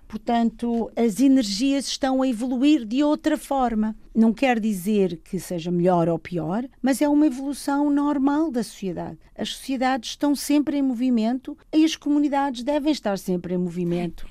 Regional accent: Lisbon, Portugal; moved away; Nasci em Arroios, num edifício ao lado do Registro Civil

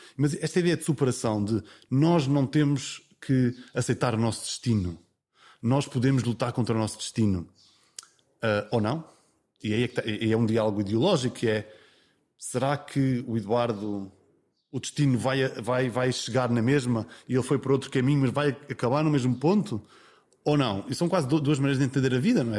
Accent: Vila Franca do Campo, Azores, Portugal; accent: Micaelense; eu sou de São Miguel e, e cresci com pronúncia

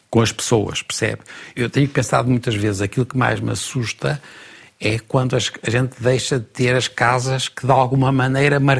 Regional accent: Porto, Porto District, Portugal; Ah, sou do Porto.

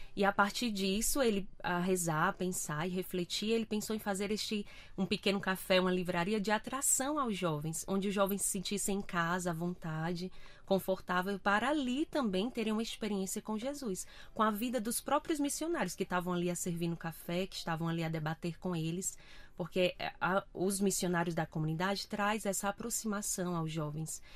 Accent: Fortaleza, Ceará, Brazil; moved away as an adult; now in Portugal; Sou natural do Brasil, de Fortaleza

